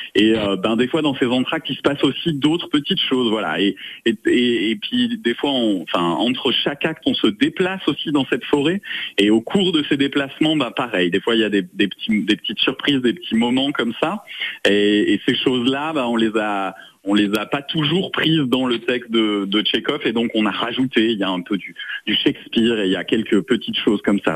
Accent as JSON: {"language": "French", "town": "Saint-Maurice-de-Ventalon", "region": "Occitania", "country": "France", "tie": "born or raised there", "also_born_or_lived": "Lausanne, Switzerland", "moved": "as an adult", "said": "dans le petit village Saint-Maurice-de-Ventalon qui est euh, vers le pont de Montvert dans le sud de la, Lozère. Euh, voilà, bah, moi c'est là où j'ai grandi"}